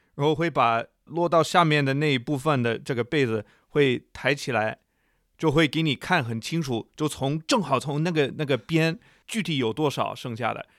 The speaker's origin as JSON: {"language": "Chinese", "country": "United States", "tie": "born or raised there", "also_born_or_lived": "China", "moved": "as an adult", "said": "我长大都是我在美国长大"}